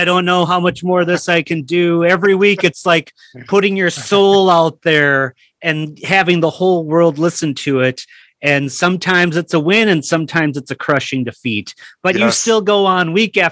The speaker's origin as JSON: {"language": "English", "town": "Minneapolis", "region": "Minnesota", "country": "United States", "said": "I'm from Minneapolis"}